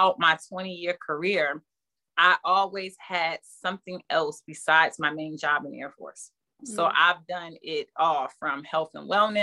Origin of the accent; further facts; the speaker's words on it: Newark, New Jersey, United States; I come from Newark, New Jersey, and it's the hood. And so growing up, my family kind of protected me a little bit from the hood. So I was allowed to only sit on my porch.